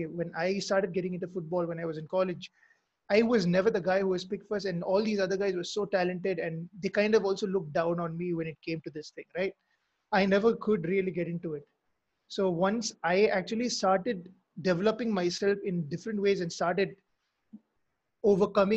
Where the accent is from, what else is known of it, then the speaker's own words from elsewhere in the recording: Mizoram, India; I'm from Mizoram, by the way. So I'm, like you said earlier, I'm from the Northeast.